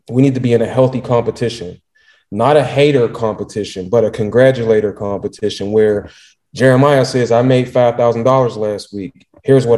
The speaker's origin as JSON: {"language": "English", "town": "Pittsburgh", "region": "Pennsylvania", "country": "United States", "said": "I'm from Pittsburgh"}